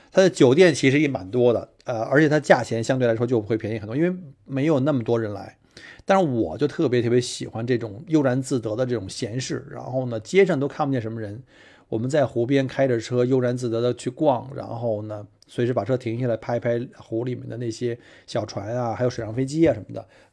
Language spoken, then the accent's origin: Chinese; Melbourne, Victoria, Australia; 因为我是从澳洲来嘛，墨尔本去任何的景点这方向上都是这个农田啊